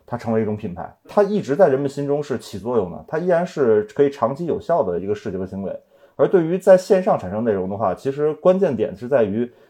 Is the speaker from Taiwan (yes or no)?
no; Beijing, China; accent: Beijing; 尽可能的夸张我的北京口音，其实我平时说话不会那么的重，